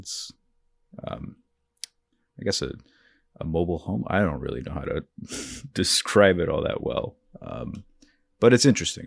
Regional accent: North Bergen, New Jersey, United States; also born or lived in Hoboken, New Jersey; I'm from Jersey. I was born in Hoboken. Uh, I've lived in, uh, a town called North Bergen my whole life

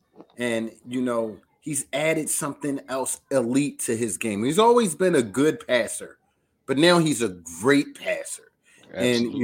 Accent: Philadelphia, Pennsylvania, United States; I'm from North Philly.

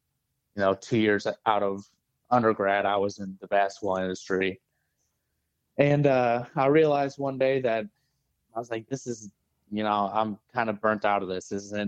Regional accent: St. Charles, Missouri, United States; So I'm from St. Charles. Okay. And I grew up there, and then I went to Mizzou

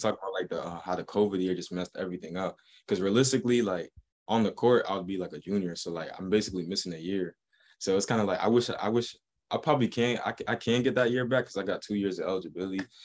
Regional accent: Boston, Massachusetts, United States; I'm from Boston

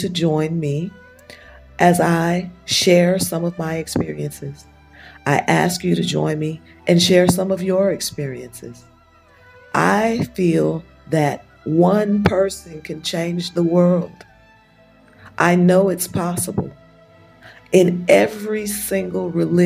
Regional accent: United States; moved away as an adult; also born or lived in Europe; now in Nigeria; I come from America. I've lived in America for the last 40-something years. My parents were in the military. I was born in America, but I spent the first 5 years of my life in Europe before we returned to America.

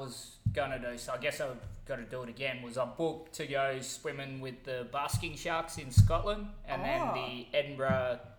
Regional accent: Exmouth, Western Australia, Australia; I'm from Exmouth

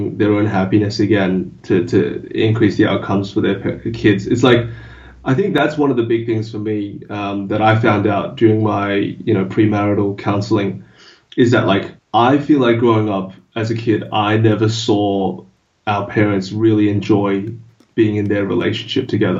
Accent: Australia; first language English

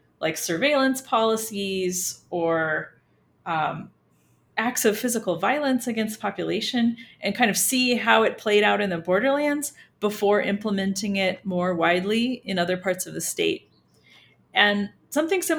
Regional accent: California, United States; also born or lived in Virginia / Slovakia; now in El Paso, United States; I'm from California. So I didn't grow up on the borderland

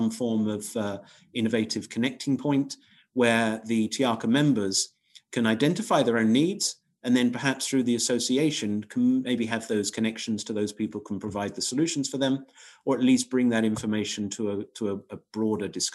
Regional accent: Crawley, South East England, United Kingdom; I was born in Crawley, which is right at the end, basically, of Gatwick Airport, edge of Gatwick Airport

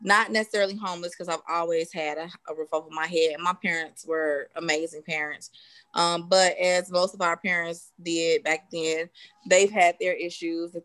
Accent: Chicago, Illinois, United States; I grew up on the south side of Chicago

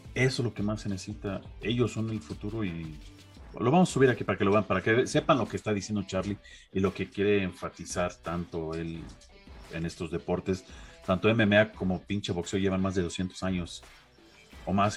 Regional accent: Mexico; como mexicano

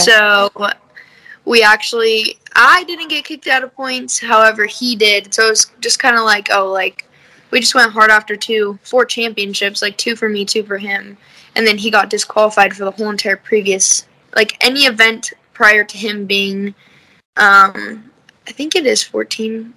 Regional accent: Las Vegas, Nevada, United States; moved away as an adult; now in Salt Lake City, United States; I'm from Vegas, but I live in Salt Lake right now because I'm going to school out here

